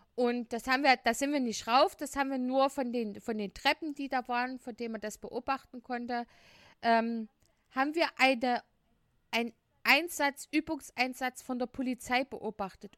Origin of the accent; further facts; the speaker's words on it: Leipzig, Saxony, Germany; wir kommen aus Leipzig